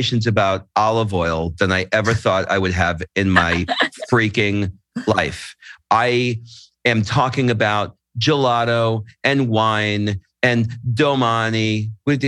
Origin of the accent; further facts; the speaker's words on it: United States; moved away as an adult; also born or lived in Los Angeles, United States; now in Italy; I'm American